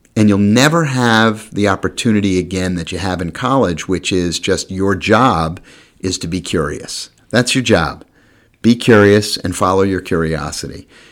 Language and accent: English; New York, United States; moved away as an adult; also born or lived in Maryland; I came from New York